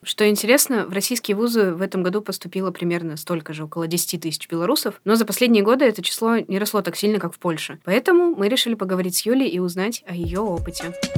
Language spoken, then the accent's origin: Russian; Kyrgyzstan; moved away as an adult; Я родилась и выросла выросла в Кыргызстане